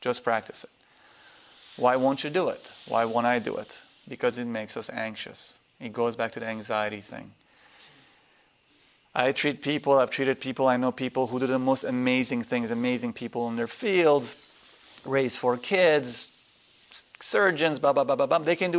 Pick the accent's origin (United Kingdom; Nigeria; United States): Nigeria; also born or lived in Afghanistan / Pakistan; You live in cultures I was raised in Nigeria, in Afghanistan, in Pakistan, you have 8 people living in one room.